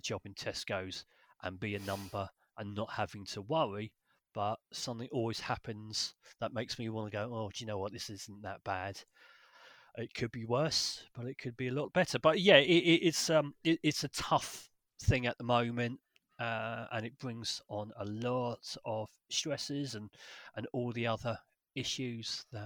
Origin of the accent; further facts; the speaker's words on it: London, United Kingdom; moved away as an adult; I'm originally from North London, sunny Finchley area, and then where I was there until probably 20, in my mid-20s